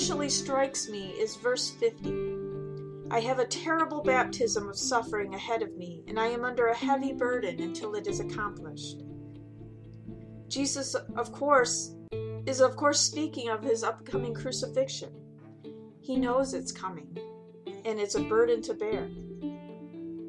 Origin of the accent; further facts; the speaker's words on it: Michigan, United States; as a good Michigander